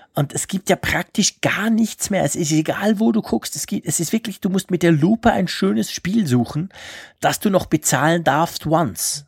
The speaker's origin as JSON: {"language": "German", "country": "Switzerland", "said": "als Schweizer, weil wir Schweizer"}